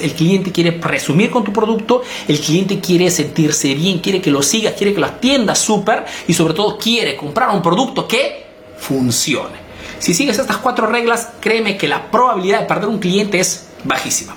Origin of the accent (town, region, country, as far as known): Peru; now in Italy